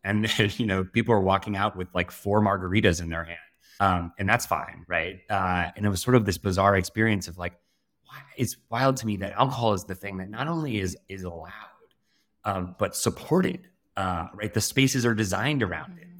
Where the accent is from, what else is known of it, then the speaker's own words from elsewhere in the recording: south of Denver, Colorado, United States; I grew up in Colorado, uh, sort of south of Denver